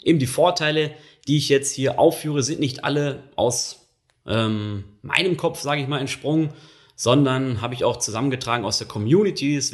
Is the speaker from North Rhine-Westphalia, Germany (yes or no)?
yes; North Rhine-Westphalia, Germany; das ist jetzt ähm, so meine Heimatregion, also ich komme eigentlich aus dem Ruhrgebiet, aber Düsseldorf ist so der nächstgelegene große Flughafen